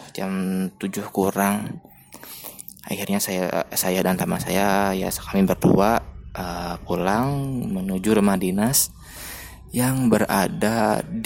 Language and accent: Indonesian; Bandung, West Java, Indonesia; Karena saya asli orang Bandung